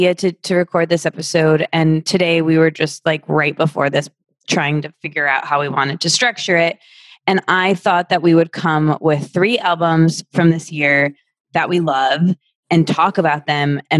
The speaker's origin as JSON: {"language": "English", "region": "Midwest", "country": "United States", "also_born_or_lived": "New York City", "moved": "yes", "lives_now": "Los Angeles, United States", "said": "we're both from the Midwest"}